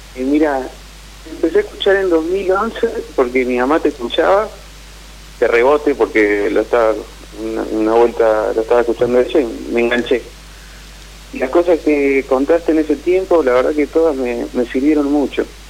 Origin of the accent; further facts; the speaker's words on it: Caleta Olivia, Santa Cruz, Argentina; also born or lived in La Plata; now in Morón, Argentina; soy de Caleta Olivia, pero vivo en Morón